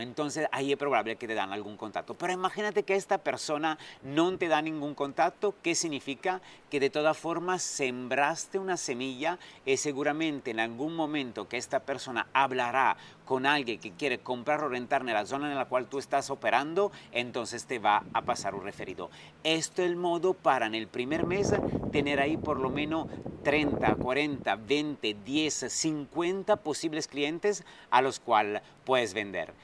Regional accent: Italy; also born or lived in France / Dubai / Sydney; now in Riviera Maya, Mexico; un italiano viviendo aquí en México, en la Riviera Maya

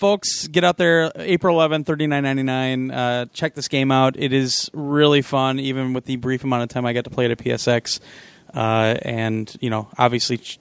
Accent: Kansas City, Missouri, United States; moved away; I'm from Kansas City originally

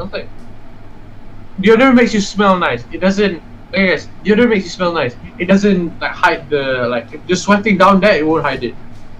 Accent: Malaysia; we're Malaysian.

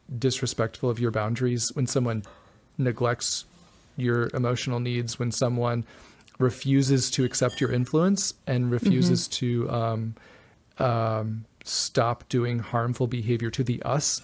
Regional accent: the South, United States; I'm from the South

